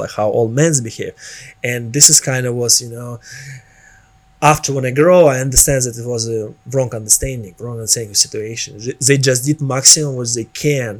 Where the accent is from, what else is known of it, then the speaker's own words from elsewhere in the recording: Nizhny Novgorod, Nizhny Novgorod Oblast, Russia; English is a second language; moved away as an adult; also born or lived in Moscow / Miami; now in Los Angeles, United States; I live in like some cities called Nizhny Novgorod.